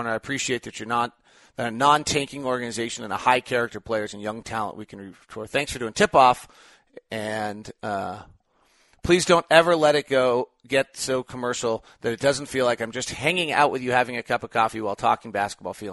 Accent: Payson, Utah, United States; born there; The team I was rooting for, because I was born in Payson, Utah, won

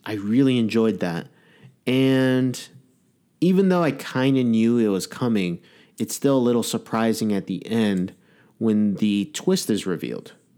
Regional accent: Massachusetts, United States; accent: Boston; I'm from Massachusetts, and that is a god horrendous accent

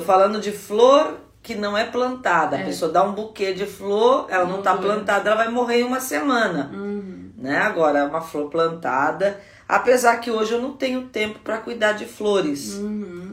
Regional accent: Guaratinguetá, São Paulo, Brazil; lá na minha terra, Guaratinguetá

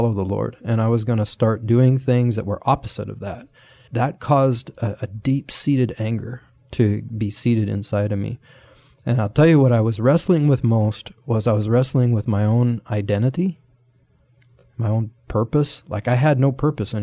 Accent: Nebraska, United States; I grew up in Nebraska

